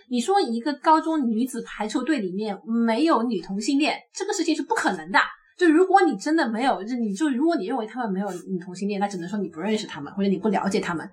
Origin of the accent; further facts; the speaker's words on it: China; 我们大陆呢